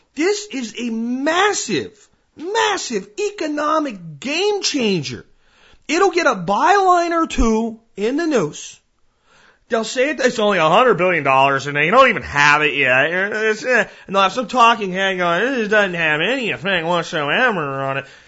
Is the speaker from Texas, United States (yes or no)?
yes; Texas, United States; my home state of Texas